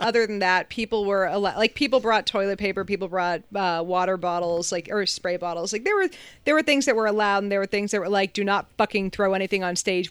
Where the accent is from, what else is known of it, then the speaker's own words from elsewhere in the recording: New Hampshire, United States; also born or lived in Massachusetts; I grew up in New Hampshire